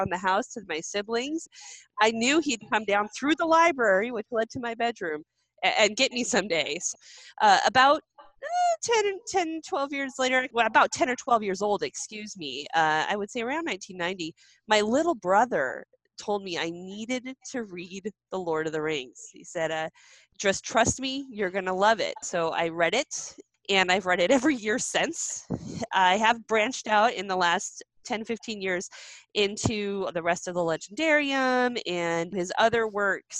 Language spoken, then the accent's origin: English; Great Falls, Montana, United States; moved away; I am originally from Great Falls, Montana